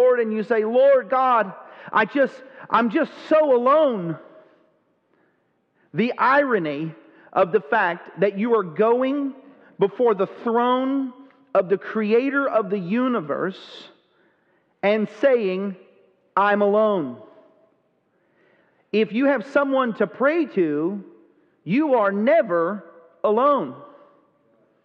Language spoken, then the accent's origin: English; Texas, United States; I grew up in Texas